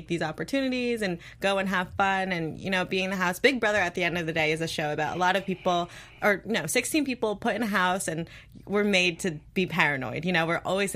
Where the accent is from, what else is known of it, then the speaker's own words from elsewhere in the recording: New Jersey, United States; moved away as an adult; also born or lived in Maryland; now in Los Angeles, United States; I was born and raised in New Jersey